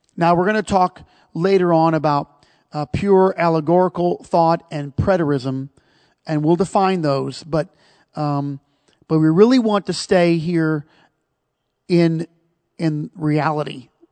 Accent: United States; we're American

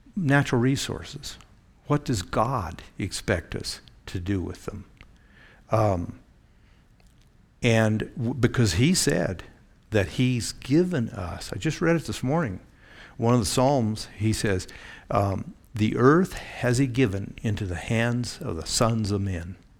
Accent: Eugene, Oregon, United States; I grew up in the Pacific Northwest

